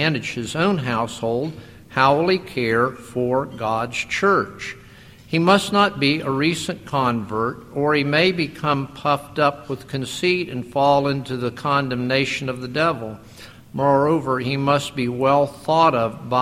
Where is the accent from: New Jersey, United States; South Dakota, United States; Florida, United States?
Florida, United States; Lake Worth; I grew up in Lake Worth, Florida, and the Catholic Church was a big part of our area